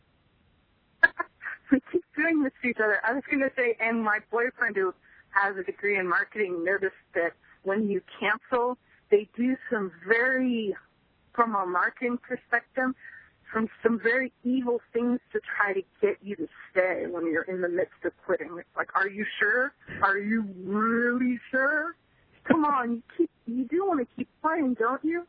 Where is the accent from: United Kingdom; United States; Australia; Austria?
United States; Stinson Beach, California; moved away; I grew up in Stinson Beach, which is right next to Mill, well, more or less next to Mill Valley